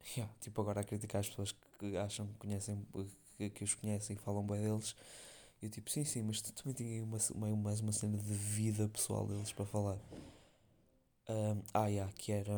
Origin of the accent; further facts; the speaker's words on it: Porto, North, Portugal; accent: northern (Porto); eu ser do Norte e não sei o que, do Porto